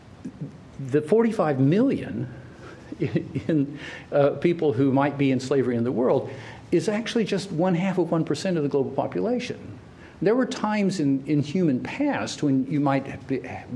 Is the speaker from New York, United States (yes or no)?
no; Oklahoma, United States; I grew up in Oklahoma, and we had no time for people from Arkansas